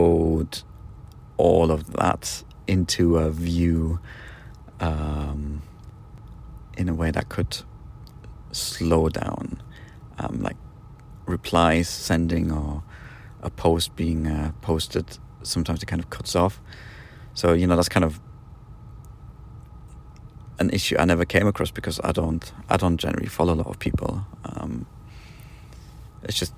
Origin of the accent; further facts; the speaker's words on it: United Kingdom; now in Poland; I'm British, so I kind of have to stay put where I live right now, so Poland.